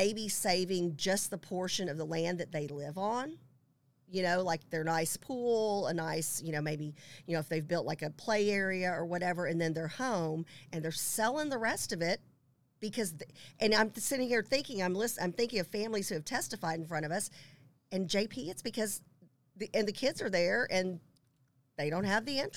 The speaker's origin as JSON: {"language": "English", "town": "Richardson", "region": "Texas", "country": "United States", "tie": "born or raised there", "also_born_or_lived": "Plano, Texas", "said": "I grew up in Richardson and then, you know, moved to Plano in 91 when I was finishing up college in North Texas"}